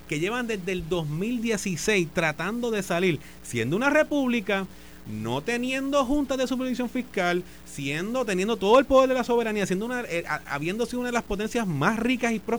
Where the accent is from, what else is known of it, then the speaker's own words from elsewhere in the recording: Puerto Rico; somos territorio de los Estados Unidos, somos ciudadanos americanos.